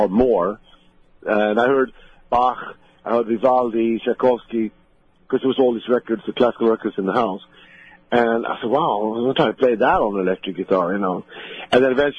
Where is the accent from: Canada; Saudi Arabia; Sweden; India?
Sweden; moved away as an adult; now in United States; where I grew up in Sweden